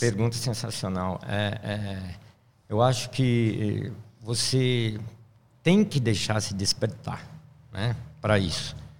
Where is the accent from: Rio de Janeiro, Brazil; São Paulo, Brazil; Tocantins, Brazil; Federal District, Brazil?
São Paulo, Brazil; moved away; also born or lived in Minas Gerais; Sou aquele paulistano da nata, nascido na Vila Mariana, aí, na, é. na, zona sul de São Paulo